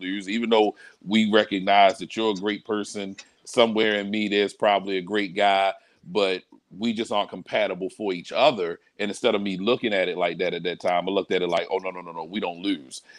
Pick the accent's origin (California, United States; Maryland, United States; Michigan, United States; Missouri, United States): Maryland, United States; Baltimore; I'm I'm born and raised in Baltimore. I'm I'm everything Baltimore, Northeast Baltimore.